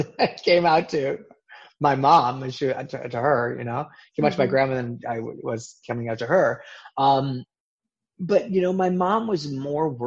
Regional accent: Midwest, United States; I grew up in the Midwest

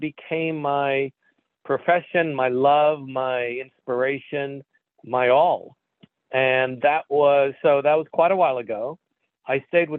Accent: New York, United States; also born or lived in Israel; I was born in Israel, moved with my family to New York at the age of 6

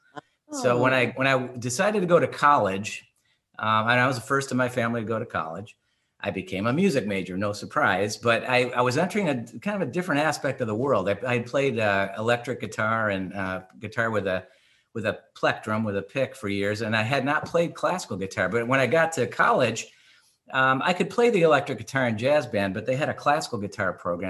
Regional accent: Detroit, Michigan, United States; moved away as an adult; also born or lived in Oakland County, Michigan; now in Long Island, United States; as a young child growing up in Detroit, Michigan, hardworking family

